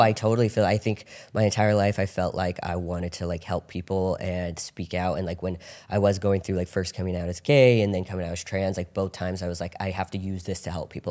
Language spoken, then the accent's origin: English; Orange County, California, United States; I grew up in Orange County